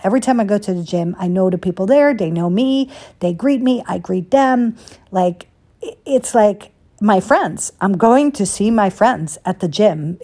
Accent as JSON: {"language": "English", "country": "Netherlands", "tie": "born or raised there", "moved": "yes", "said": "growing up in Holland"}